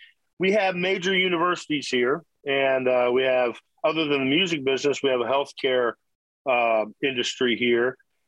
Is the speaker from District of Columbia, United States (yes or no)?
yes; Washington, District of Columbia, United States; But so I moved here from Washington, D.C. I lived all over the country, really, but my teenage years were D.C., and I was playing folk clubs and bluegrass rooms and bars